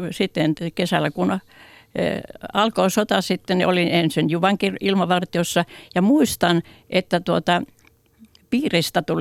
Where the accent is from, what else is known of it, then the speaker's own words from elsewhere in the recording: Suistamo, Republic of Karelia, Russia; No se, olin siellä Suistamolla, oli se kotipaikkakuntani ja Suistamo on noin 50 kilometriä Sortavallasta luoteeseen.